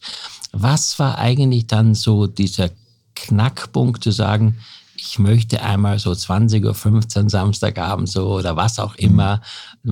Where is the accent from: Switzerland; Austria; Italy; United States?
Austria; Graz, Styria; moved away; also born or lived in Hamburg; in unserer oder in meiner Heimat Steiermark ja. in Graz